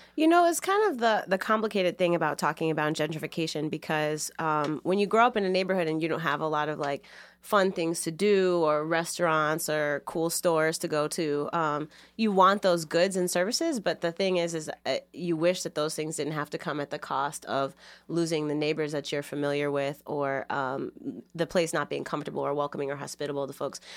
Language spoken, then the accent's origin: English; Chicago, Illinois, United States; moved away as an adult; now in Boston, United States; I grew up in Logan Square